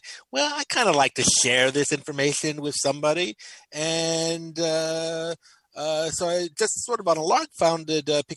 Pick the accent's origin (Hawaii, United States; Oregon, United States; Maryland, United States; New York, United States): New York, United States; Nyack; moved away as an adult; also born or lived in Chelsea, New York City; now in New York City, United States; I was born and raised in Nyack